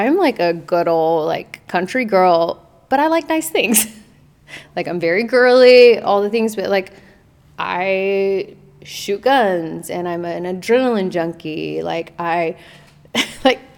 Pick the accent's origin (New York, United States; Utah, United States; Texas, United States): Texas, United States; Azle; It's less than 10,000 people. Grew up super country